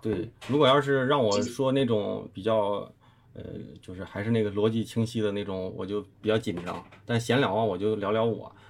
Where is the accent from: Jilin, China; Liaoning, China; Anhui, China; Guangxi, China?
Liaoning, China; also born or lived in Guangzhou; now in Beijing, China; 本身我是辽宁人